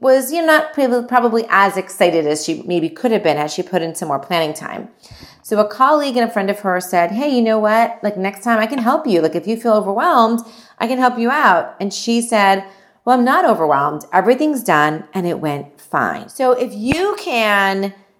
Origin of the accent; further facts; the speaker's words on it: India; I'm Indian